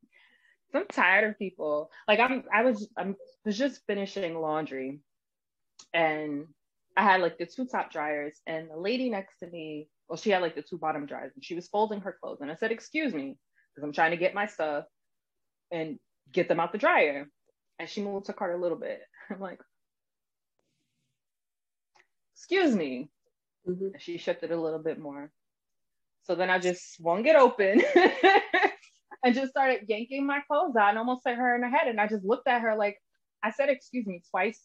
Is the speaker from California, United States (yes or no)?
no; New York, United States; I'm from New York.